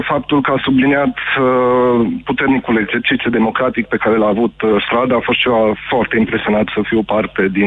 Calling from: Cluj-Napoca, Cluj County, Romania; sunt din Cluj și am fost un susținător al președintelui Iohannis.

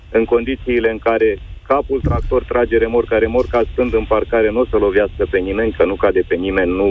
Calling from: Călărași, Călărași County, Romania; Uh, …, sunt din Călăraș și am o firmă în transport, camioane, tiruri.

